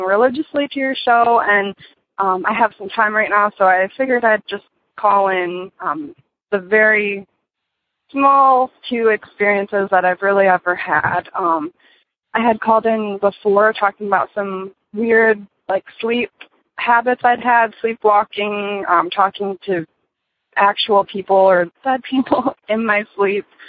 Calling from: Michigan, United States; I'm calling from Michigan.

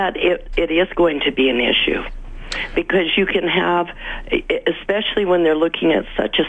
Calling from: Edmonton, Alberta, Canada; I'm from West Jasper Sherwood. I'm just phoning.

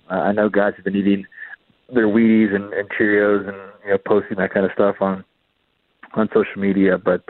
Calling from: Aurora, Ontario, Canada; I'm calling in from my home in Aurora, Ontario.

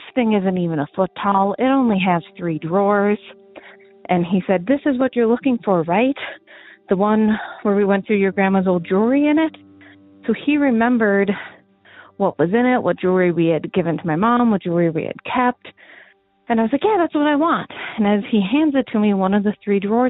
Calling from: Montana, United States; moved away; I'm calling from Montana

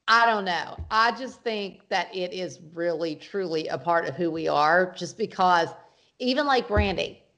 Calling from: Brooklyn, New York, United States; I am calling from Brooklyn, New York

